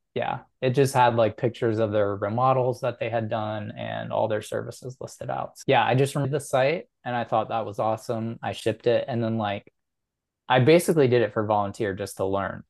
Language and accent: English; Chicago, Illinois, United States; I grew up in the Chicago area